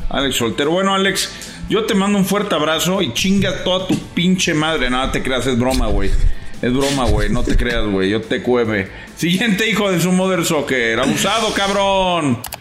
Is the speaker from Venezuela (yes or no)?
yes; Venezuela; now in Dallas, United States; desde aquí, desde Dallas. Soy venezolano.